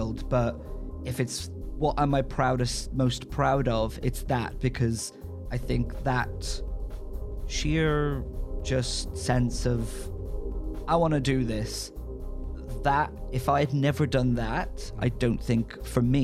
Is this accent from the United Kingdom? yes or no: yes; Northern Ireland, United Kingdom; now in London, United Kingdom; growing up in Northern Ireland